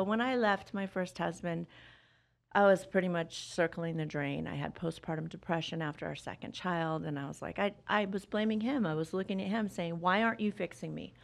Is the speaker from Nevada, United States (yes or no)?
yes; Las Vegas, Nevada, United States; I grew up here in Vegas